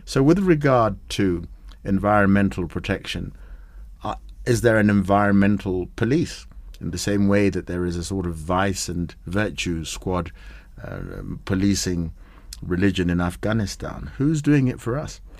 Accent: Kenya; When I drive around as a Kenyan

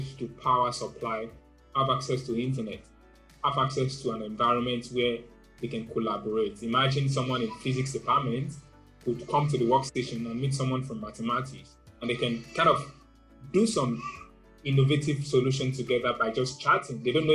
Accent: Nigeria; While growing up in Nigeria, I had a very bad experience in school

